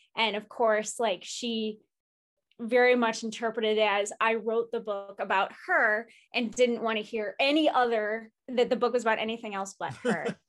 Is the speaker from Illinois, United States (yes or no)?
yes; Chicago, Illinois, United States; as a Chicagoan